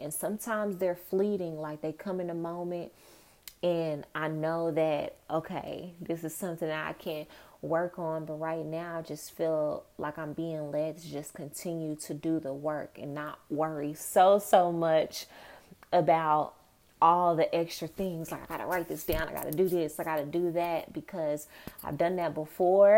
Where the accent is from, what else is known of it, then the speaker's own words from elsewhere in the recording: Dallas, Texas, United States; moved away as an adult; also born or lived in New York; I'm from Dallas, but I went to school in New York